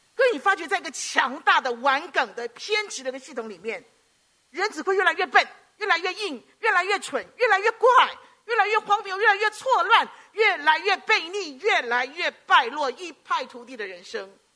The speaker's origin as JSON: {"language": "Chinese", "country": "Hong Kong", "said": "我们香港人嘛，就广东话一直跟我弟弟讲"}